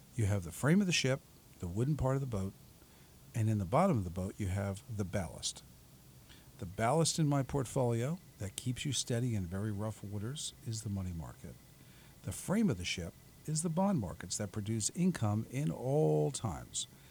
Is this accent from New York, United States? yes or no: yes; New York City, New York, United States; moved away as an adult; now in South Orange, United States; I'm originally from Staten Island.